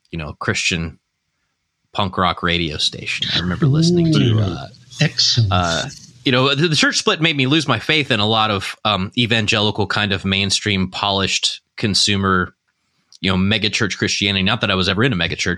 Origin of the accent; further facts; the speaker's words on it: Indiana, United States; moved away; also born or lived in New Albany, Indiana / Floyds Knobs, Indiana / Springfield, Ohio; I'm from Indiana